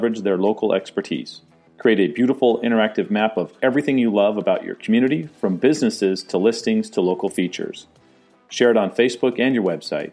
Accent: San Diego, California, United States; now in Phoenix, United States; I grew up in San Diego

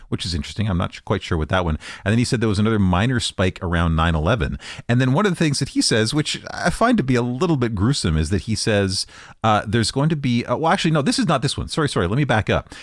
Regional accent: Canada; I'm Canadian

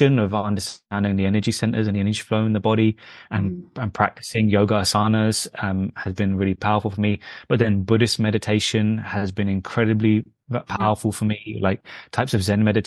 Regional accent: London, United Kingdom; My background is Indian, from the north of India and Punjab, but I was born in London

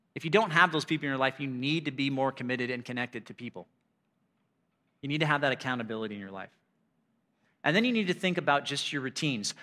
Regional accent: United States; I'm an American

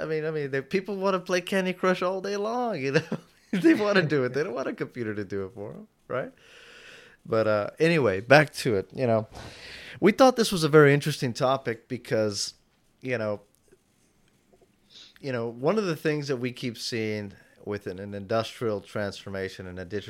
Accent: Houston, Texas, United States; I come from Houston, where it takes me 45 minutes to get in and to and from

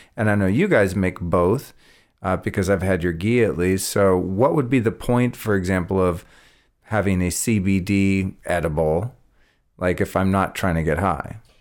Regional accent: Northern California, United States; also born or lived in Colorado; growing up in Northern California

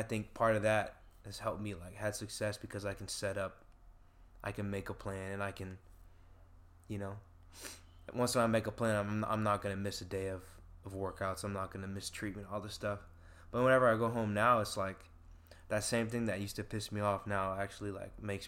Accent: West Linn, Oregon, United States; I grew up in Westland, Oregon, with 7 siblings

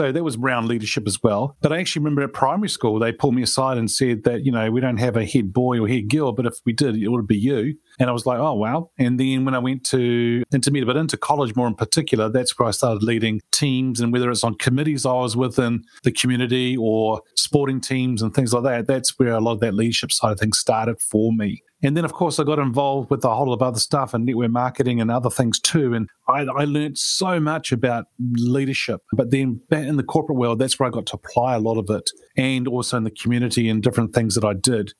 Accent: New Zealand; I was born in New Zealand and grew up here and went to school and college in New Zealand

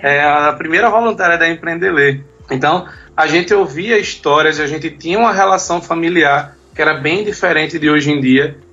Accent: Pernambuco, Brazil; Eu sou pernambucano, pernambucano Pernambuco

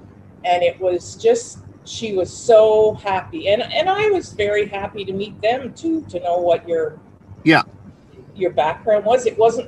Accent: Cornwall, Ontario, Canada; now in South Mountain, Canada; I was born in Cornwall, Ontario, on the 26th of July, 1952.

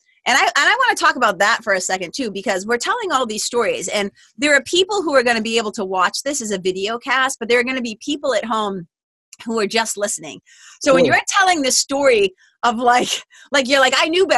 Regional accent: Lawrence, Massachusetts, United States; I grew up in Lawrence, Mass

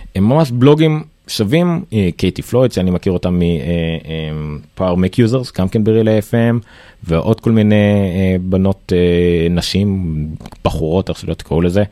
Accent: Israel; אנחנו ישראלים

